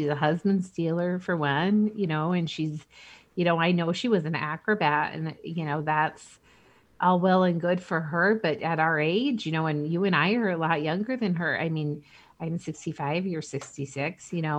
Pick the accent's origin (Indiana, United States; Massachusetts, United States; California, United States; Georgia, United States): Indiana, United States; Indianapolis; You know, I grew up partially in Indianapolis. You know, I was living there for his 86 win and his 87 win. You know, we had moved by 92